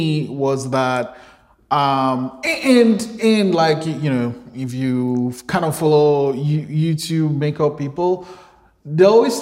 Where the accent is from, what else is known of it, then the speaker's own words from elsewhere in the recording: Nigeria; moved away; I guess I'm Nigerian too. And growing up in Nigeria